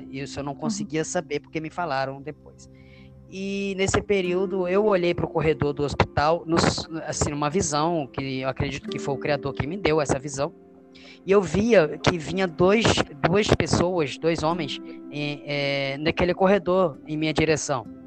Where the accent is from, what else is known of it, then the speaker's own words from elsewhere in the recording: Monte Formoso, Minas Gerais, Brazil; also born or lived in Jacarepaguá, Rio de Janeiro; now in Rio de Janeiro, Brazil; sou natural é, de Minas Gerais, uma cidade do interior em Monte Formoso. E meus pais eram, nós somos de uma família pobre, né? Uma família humilde, na verdade, né? Pobre é, não chega a ser pobre, mas era humilde, humilde.